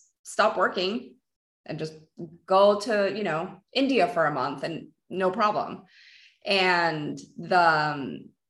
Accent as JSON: {"language": "English", "country": "Peru", "said": "so I'm Peruvian. I was born in Peru"}